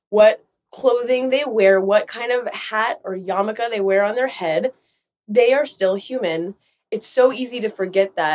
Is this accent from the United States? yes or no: no; Israel; where I grew up in Israel for part of my life and went to an Orthodox school.